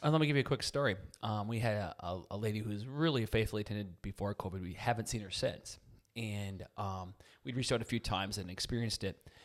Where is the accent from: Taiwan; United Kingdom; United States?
United States; Chippewa Falls, Wisconsin; I'm from Chippewa Falls, Wisconsin.